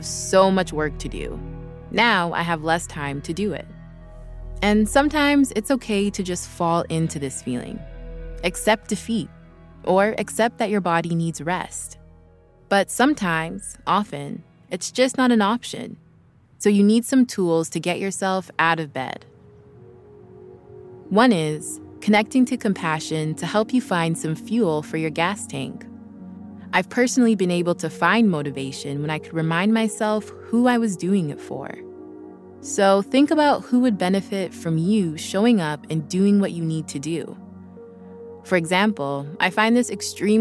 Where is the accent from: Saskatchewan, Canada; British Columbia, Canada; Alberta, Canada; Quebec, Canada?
British Columbia, Canada; Vancouver; now in Los Angeles, United States